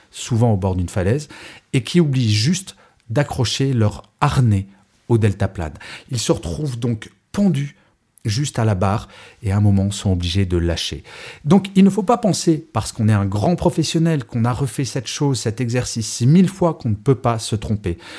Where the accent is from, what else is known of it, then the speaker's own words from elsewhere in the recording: Grenoble, Auvergne-Rhône-Alpes, France; D'origine, je suis grenoblois.